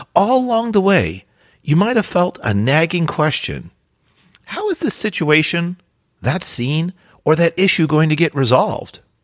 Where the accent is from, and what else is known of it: New Jersey, United States; born or raised there